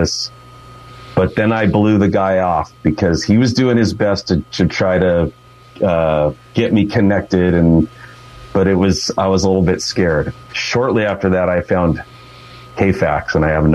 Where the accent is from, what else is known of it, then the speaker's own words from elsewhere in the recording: Fremont, California, United States; I grew up in Fremont. Been a Bay Area guy my whole life